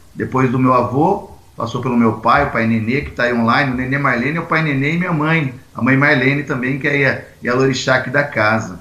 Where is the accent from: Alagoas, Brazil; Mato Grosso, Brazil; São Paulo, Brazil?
São Paulo, Brazil; Jundiaí; Sou caipira de Jundiaí, interior de São Paulo.